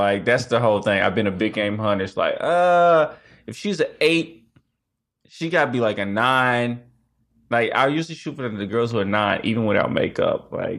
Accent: Kansas City, Missouri, United States; So originally I'm from Kansas City, Missouri, and I was an R&B singer.

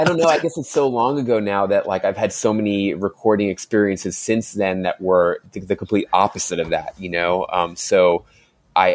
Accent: Queens, New York, United States; I was born and raised in Queens, New York.

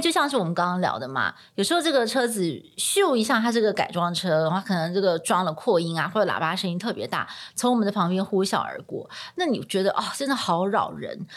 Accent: Taiwan; also born or lived in New York; 我们从小在台湾的这个社会长大

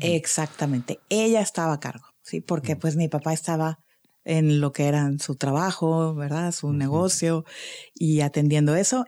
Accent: Monterrey, Nuevo León, Mexico; moved away as an adult; also born or lived in Cancún; yo nací aquí en Monterrey en el año 1970 y eh, pues crecí aquí toda mi infancia, adolescencia

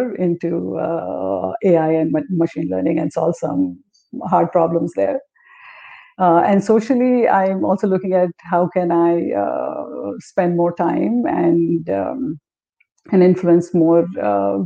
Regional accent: South India, India; I'm actually a Telugu.

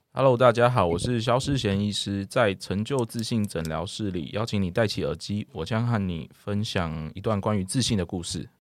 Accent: Taiwan; 台湾我们目前的教育

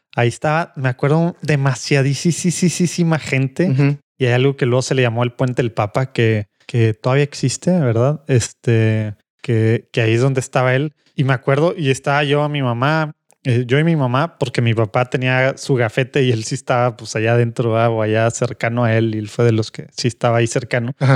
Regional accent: Monterrey, Nuevo León, Mexico; born or raised there; also born or lived in Rome / St. Paul

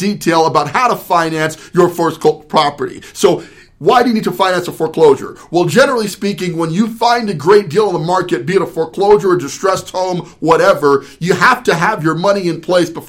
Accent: New Jersey, United States; I was actually born in Jersey

